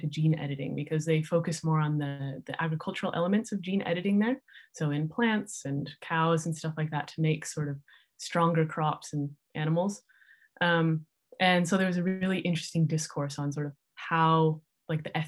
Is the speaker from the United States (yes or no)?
yes; Salt Lake City, Utah, United States; moved away; also born or lived in San Francisco Bay Area, California / Davis, California; So I grew up in Salt Lake City, Utah, and kind of near San Francisco, California